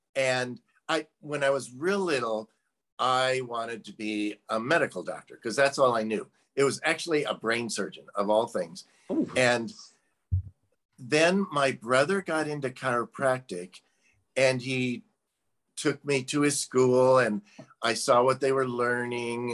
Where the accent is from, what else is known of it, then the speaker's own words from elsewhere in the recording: Midwest, United States; I'm originally from the Midwest